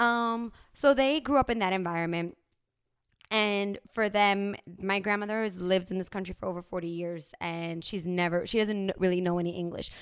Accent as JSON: {"language": "English", "region": "New Jersey", "country": "United States", "tie": "born or raised there", "also_born_or_lived": "Bronx, New York", "said": "I was born in the Bronx, grew up in New Jersey"}